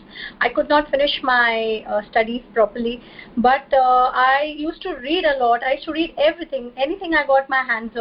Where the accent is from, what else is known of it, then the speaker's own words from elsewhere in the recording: Mumbai, Maharashtra, India; I'm from India and from the city of Mumbai